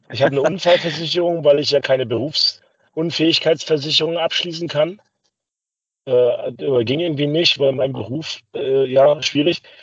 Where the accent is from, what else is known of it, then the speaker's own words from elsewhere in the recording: Rostock, Mecklenburg-Vorpommern, Germany; ich bin, Rostock ist meine Heimatstadt